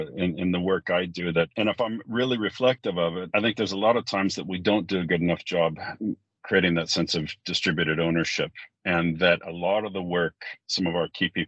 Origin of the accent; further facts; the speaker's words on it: California, United States; moved away as an adult; now in Sweden; I come from California